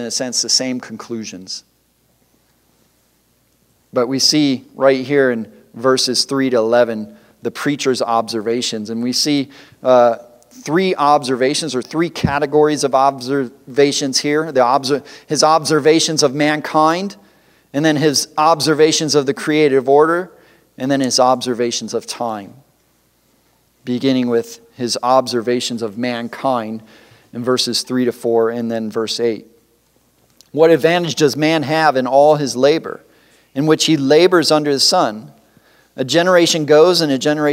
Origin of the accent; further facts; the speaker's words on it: Detroit, Michigan, United States; I grew up in the Detroit area where there's lots of factories